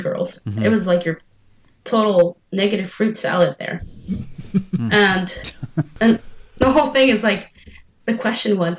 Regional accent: San Francisco, California, United States; I grew up in San Francisco

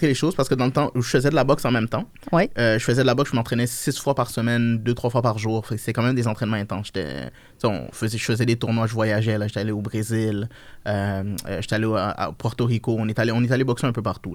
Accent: Montreal, Quebec, Canada; also born or lived in Niger; je me suis acclimaté ici, j'ai grandi. À l'âge de 8 ans

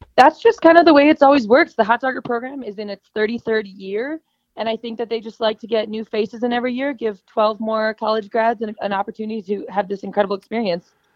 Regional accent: Chicago, Illinois, United States; moved away as an adult; also born or lived in Missouri; I'm initially from Chicago

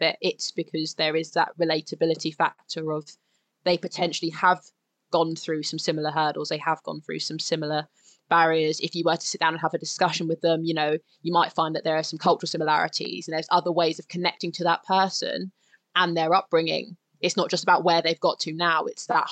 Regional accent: London, United Kingdom; I grew up in North London

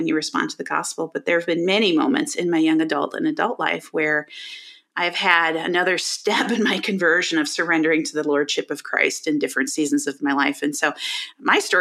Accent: Chicago, Illinois, United States; moved away as an adult; also born or lived in Colorado / Denver area; now in Denver, United States; I grew up in the Chicago area.

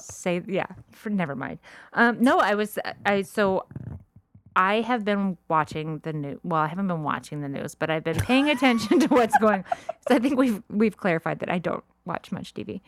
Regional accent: La Cañada Flintridge, California, United States; also born or lived in Orange County, California; I grew up in La Cañada when I was a little kid

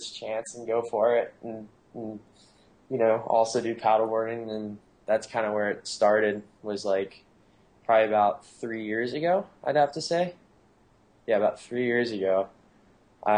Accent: Florida, United States; also born or lived in Anna Maria Island, Florida / Jupiter, Florida; now in San Clemente, United States; I'm originally from Florida, but I'm actually originally from the Gulf Coast

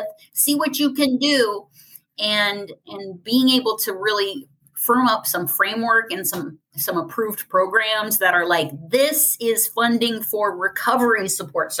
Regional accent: Ohio, United States; my home state, which is Ohio

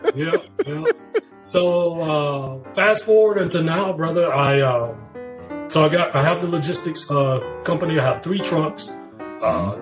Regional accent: 45 minutes south of Montgomery, Alabama, United States; moved away as an adult; I'm from the sticks, you know, yeah. like 45 minutes south of Montgomery.

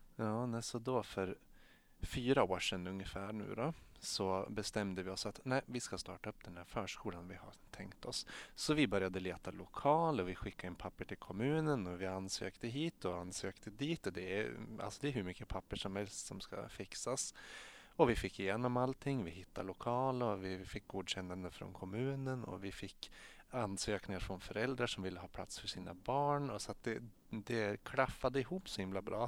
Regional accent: Strömsund, Jämtland, Sweden; jag är född och uppvuxen i Strömsund i Jämtland

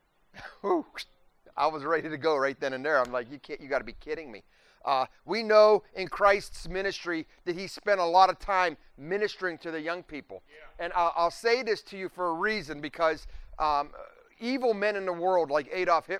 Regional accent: Warren, Ohio, United States; also born or lived in Venice, Florida / Pittsburgh, Pennsylvania; now in Youngstown, United States; I'm from Warren

